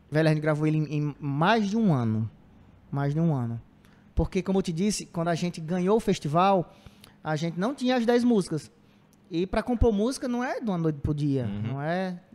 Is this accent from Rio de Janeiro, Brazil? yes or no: no; Cedro, Ceará, Brazil; born there; now in Cariri, Brazil; Eu nasci em Cedro, que é centro-sul, ali perto, próximo da Iguatu. Mas vim morar aqui, já tem, sei lá, 18 anos que eu moro aqui no Cariri, já me considero caririense.